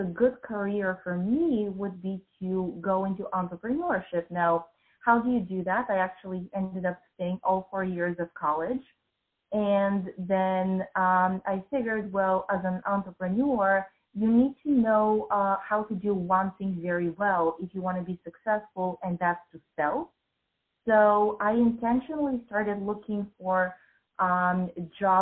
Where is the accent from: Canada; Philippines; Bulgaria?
Bulgaria; moved away as an adult; also born or lived in United States; I grew up in Bulgaria in a post-communist country.